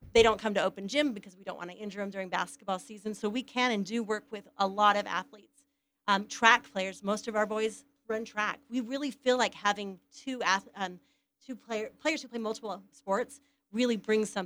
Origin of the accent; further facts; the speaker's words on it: Ephraim, Utah, United States; I'm from Ephraim, Utah. Went to Manti High.